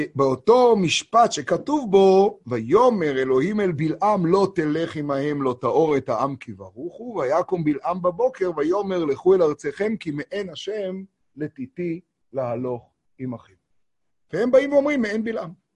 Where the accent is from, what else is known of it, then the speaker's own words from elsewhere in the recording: Tiberias, Northern District, Israel; קוראים לזה אצלנו בטבריה